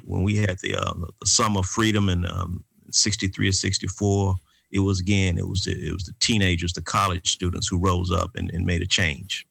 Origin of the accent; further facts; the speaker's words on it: Atlanta, Georgia, United States; The three of us, uh, we come from the Grow Park community in Atlanta, Georgia. We all graduated from Grow Park Elementary School